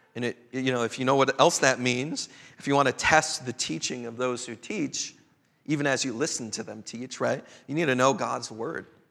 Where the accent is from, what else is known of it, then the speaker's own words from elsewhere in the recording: Chicago, Illinois, United States; also born or lived in Twin Cities, Minnesota; now in Bellingham, United States; My own cultural sensibilities growing up in Chicago, coming of age in the Twin Cities